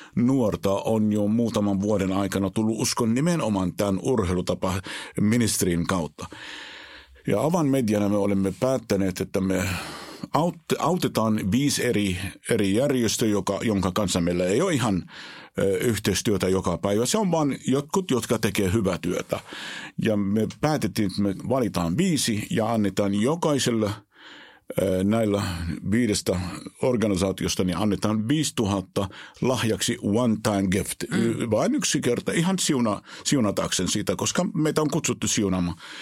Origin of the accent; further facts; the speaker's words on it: Israel; Finnish is a second language; moved away as an adult; now in Finland; mä olen syntynyt Israelissa, mä olen käynyt koulua ja elänyt 19 vuotta elämästäni Israelissa.